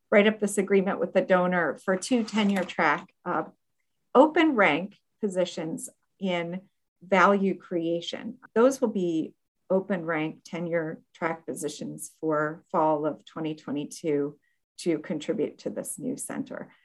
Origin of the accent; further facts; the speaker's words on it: Akron, Ohio, United States; moved away as an adult; also born or lived in Bloomington, Indiana / abroad (11 years); now in Florida, United States; my hometown in Akron, Ohio